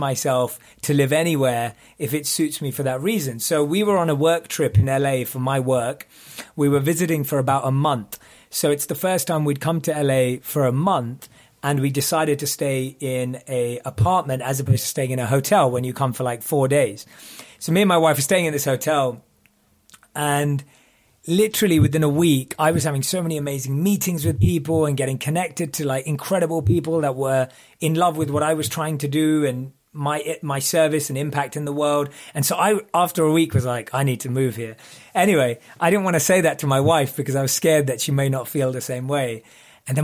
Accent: London, United Kingdom; moved away as an adult; I grew up in London.

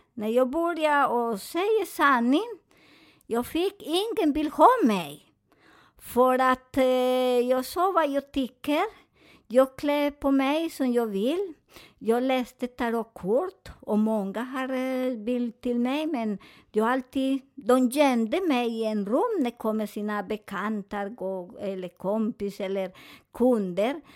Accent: Colombia; Swedish is a second language; moved away; jag är från Colombia

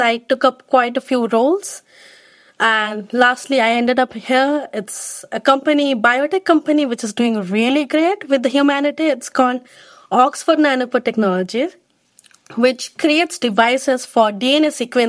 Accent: India; moved away as an adult; now in United Kingdom; I am from India.

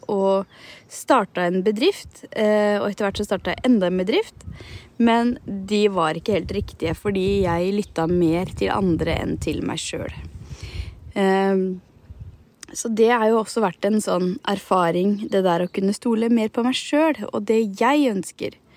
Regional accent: Hallingdal, Buskerud, Norway; now in Nesodden, Norway; jeg er fra Hallingdal og har vokst opp i fjellet

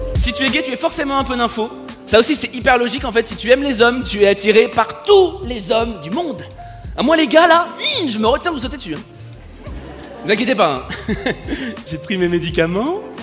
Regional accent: Paris, Île-de-France, France; je suis parisien et superficiel J'habite une ville, il fait gris 300 jours par

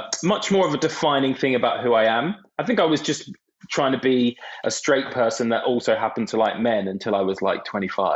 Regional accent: Brighton, South East England, United Kingdom; I grew up in Brighton

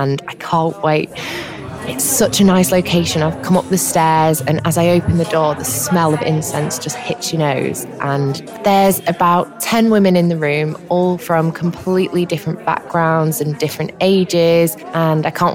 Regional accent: Manchester, North West England, United Kingdom; I'm from Manchester

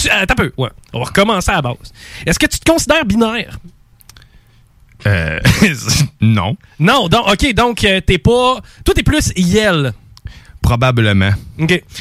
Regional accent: Quebec City, Quebec, Canada; je suis de Limoilou.

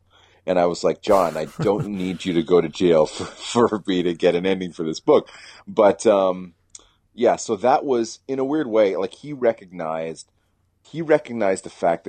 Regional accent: the South, United States; I'm a Southerner, right?

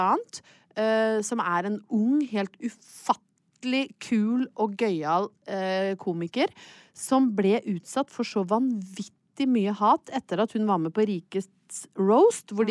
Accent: Hedmarken, Innlandet, Norway; jeg er fra Hedmarken

